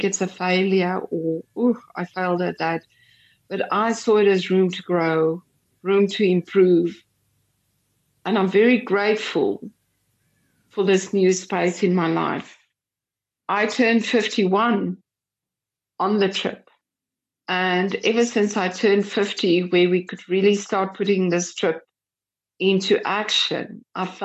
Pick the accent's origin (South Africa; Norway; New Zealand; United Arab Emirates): South Africa; we're from South Africa